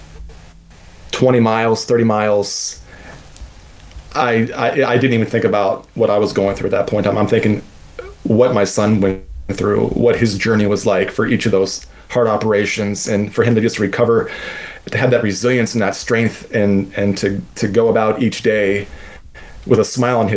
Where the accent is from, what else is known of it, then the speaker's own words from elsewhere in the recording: Southern Maryland, United States; I'm from Southern Maryland. We don't have elevation